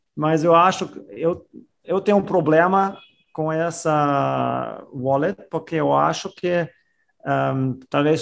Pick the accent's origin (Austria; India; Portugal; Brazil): Austria; eu sou da Áustria